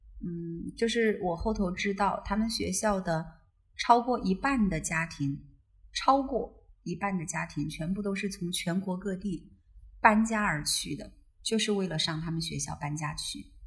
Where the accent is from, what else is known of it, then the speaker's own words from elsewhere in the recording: Southwest China, China; now in Chengdu, China; 因为西南其实是我的老家，对我相当于是回到老家